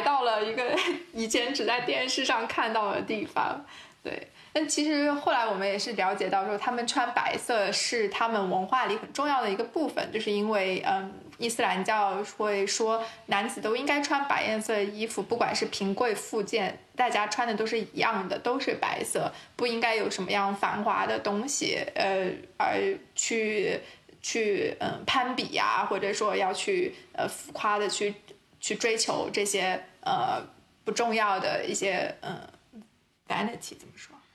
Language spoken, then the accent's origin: Chinese; China; 我们是成长在一个非常大的国家